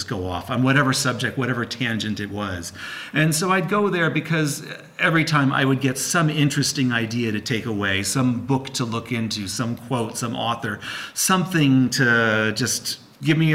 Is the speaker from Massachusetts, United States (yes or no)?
no; outside of New York City, United States; I grew up outside of New York City.